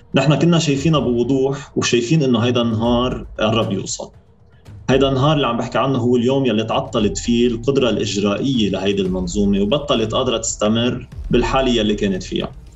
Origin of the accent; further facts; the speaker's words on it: Sidon, South Governorate, Lebanon; انا من صيدا